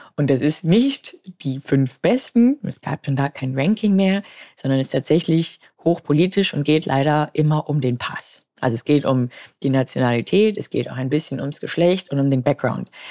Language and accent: German; Munich, Bavaria, Germany; Ich bin 38 Jahre alt, gebürtig aus München